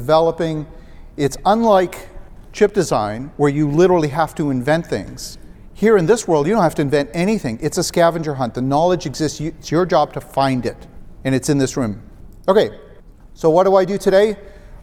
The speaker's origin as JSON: {"language": "English", "town": "Ottawa", "region": "Ontario", "country": "Canada", "tie": "born or raised there", "said": "Ottawa, Canada, which is my hometown"}